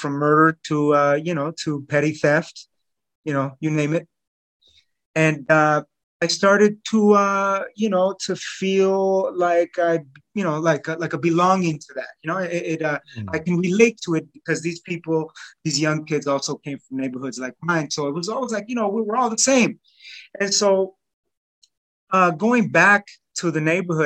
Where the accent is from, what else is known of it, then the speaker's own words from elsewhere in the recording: Los Angeles, California, United States; also born or lived in North Hills, Los Angeles; I grew up in East Los Angeles.